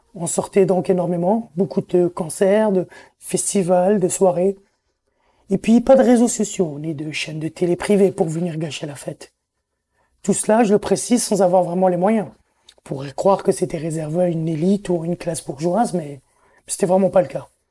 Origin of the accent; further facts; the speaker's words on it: Algiers, Algiers Province, Algeria; moved away as an adult; now in Montreal, Canada; C'est Alger qui m'a fait grandir